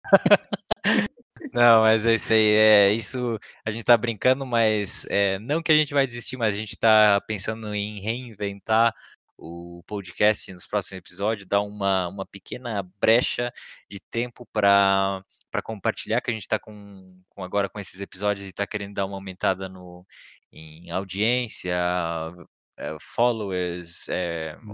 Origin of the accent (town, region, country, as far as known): Brazil; now in Germany